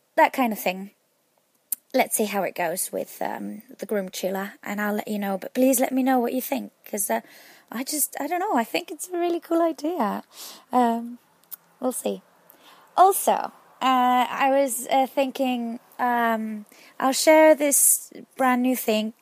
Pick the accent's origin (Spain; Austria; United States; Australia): Spain; your, uh, Spanish follower